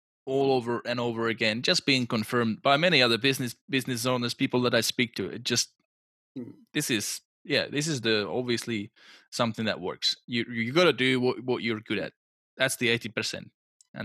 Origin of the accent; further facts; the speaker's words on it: Czechia; English is a second language; now in Australia; I'm from Czech Republic, so it's post-communist country